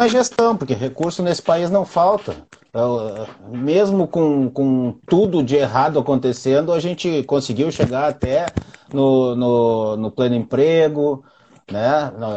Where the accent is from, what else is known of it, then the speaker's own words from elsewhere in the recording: Brazil; a gente é brasileiro